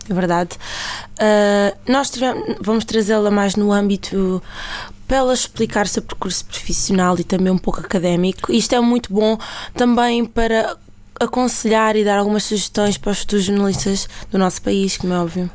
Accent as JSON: {"language": "Portuguese", "area": "Fazendas de Almeirim", "region": "Santarém District", "country": "Portugal", "moved": "as an adult", "lives_now": "Lisbon, Portugal", "said": "As fazendas é uma terrinha em Santarém, o que é muito boa. Para quem gosta de sopa da pedra, é lá a minha terra."}